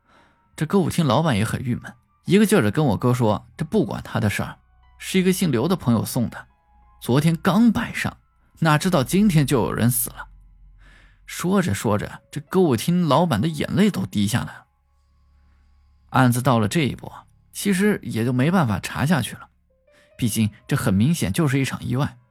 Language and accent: Chinese; Chongqing, China; 大家都知道，我是重庆人。重庆这个地方，说实话，那是真邪性。